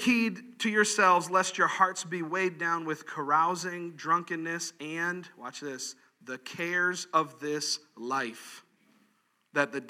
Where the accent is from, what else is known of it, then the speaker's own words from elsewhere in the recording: Gulf of Mexico, Gulf Coast, United States; moved away; I grew up on the Gulf of Mexico, which is very relaxed and calm.